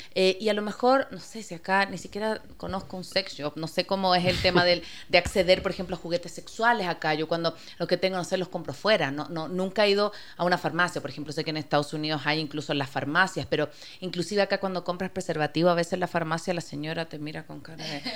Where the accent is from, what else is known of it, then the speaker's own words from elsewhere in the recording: Chile; now in Quito, Ecuador; vengo de otra cultura, yo soy chilena